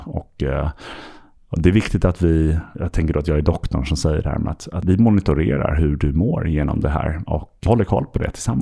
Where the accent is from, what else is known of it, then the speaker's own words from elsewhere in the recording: Stockholm, Stockholm County, Sweden; also born or lived in London; jag eh, är född och uppvuxen här i Stockholm